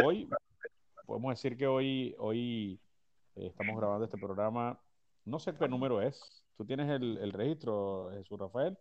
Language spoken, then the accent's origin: Spanish; Naguanagua, Carabobo, Venezuela; Yo soy nacido en Naguanagua. Yo soy naguanahuense